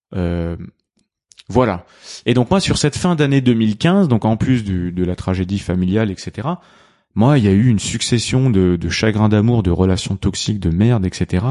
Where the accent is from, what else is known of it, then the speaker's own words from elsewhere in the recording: Réunion; mon petit rituel en tant que bon réunionnais